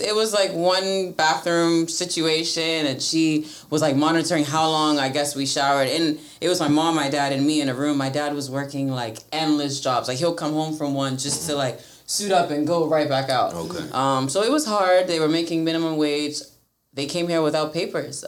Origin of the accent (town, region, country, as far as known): Silver Spring, Maryland, United States; born or raised there; also born or lived in Gambia; now in Gaithersburg, United States